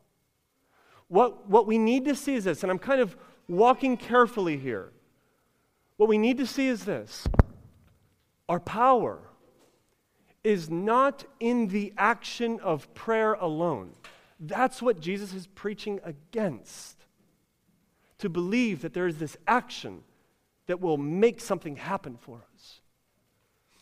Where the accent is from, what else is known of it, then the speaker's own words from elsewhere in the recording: United States; we're American